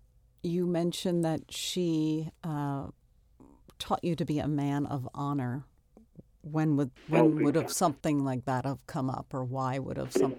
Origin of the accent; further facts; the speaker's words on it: Long Island, New York, United States; I grew up on Long Island, and we grew up in a town that was the same thing.